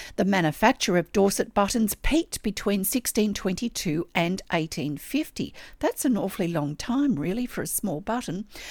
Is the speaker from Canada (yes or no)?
no; Australia; I'm an Australian textile artist